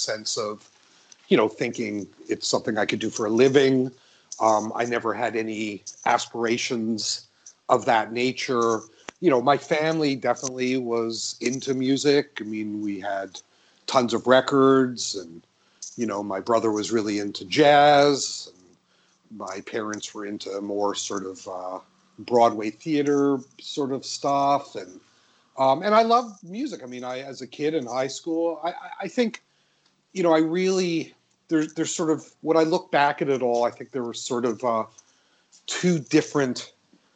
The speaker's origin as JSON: {"language": "English", "town": "Vancouver", "region": "British Columbia", "country": "Canada", "tie": "born or raised there", "also_born_or_lived": "Toronto", "said": "I'm one of those Vancouverites who's actually from Vancouver. So I grew up in the Oak Ridge area of Vancouver"}